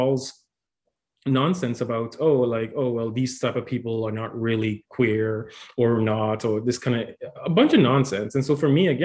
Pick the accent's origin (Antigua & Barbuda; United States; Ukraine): Antigua & Barbuda; moved away as an adult; also born or lived in Dominican Republic; now in Ottawa, Canada; I'm originally from the Dominican Republic, but I was raised in a small island called Antigua and Barbuda